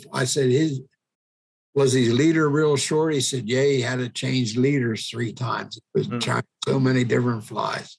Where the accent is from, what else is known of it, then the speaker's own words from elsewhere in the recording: Royalton, Pennsylvania, United States; my hometown, a little town of Royalton